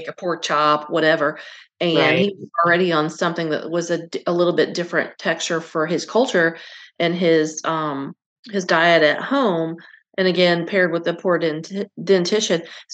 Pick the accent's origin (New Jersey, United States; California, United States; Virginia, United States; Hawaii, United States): Virginia, United States; I grew up in Virginia and my family's from North Carolina